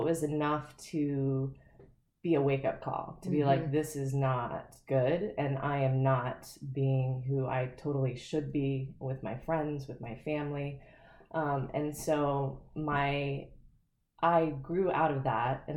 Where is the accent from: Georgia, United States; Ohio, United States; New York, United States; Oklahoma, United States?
Ohio, United States; also born or lived in Florida; moving when I was in fifth grade. Mm-hmm. I moved from Florida to Ohio